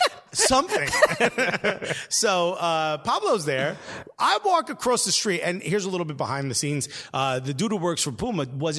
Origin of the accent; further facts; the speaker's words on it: Italy; now in Norwich, United Kingdom; Yeah, I'm in Norwich. I'm in Norwich, fam. I'm from Italy.